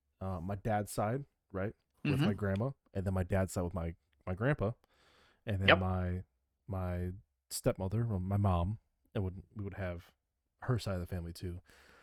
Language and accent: English; Midwest, United States; Pop. Because we're from the Midwest.